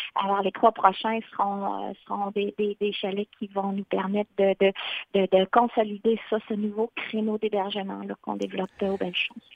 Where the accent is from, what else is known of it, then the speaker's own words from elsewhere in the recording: Shawinigan, Quebec, Canada; moved away as an adult; also born or lived in Mauricie/Maskinongé (Le Baluchon); originaire de Shawinigan, très fière aussi de mon patelin